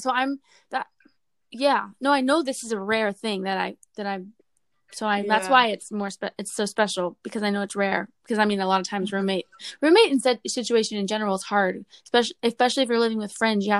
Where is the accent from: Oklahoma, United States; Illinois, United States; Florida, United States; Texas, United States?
Florida, United States; Orlando; also born or lived in Virginia, United States; I'm from Orlando, Florida. I was born in Virginia, and then I moved to Orlando when I was 4. I grew up in Orlando with my family.